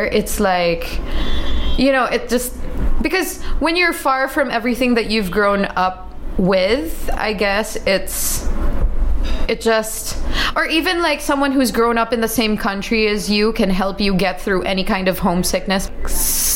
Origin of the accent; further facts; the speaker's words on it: Philippines; first language English; moved away as an adult; growing up being mostly an English speaker in a Filipino country